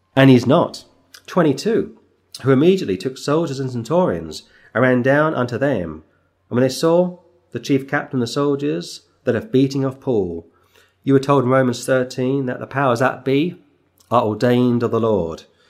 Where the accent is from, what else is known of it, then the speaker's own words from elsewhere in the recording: England, United Kingdom; as an Englishman